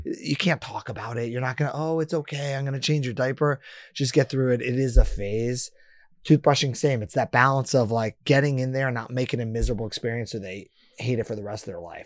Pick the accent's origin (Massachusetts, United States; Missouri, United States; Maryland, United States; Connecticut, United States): Massachusetts, United States; Boston; I was born in Boston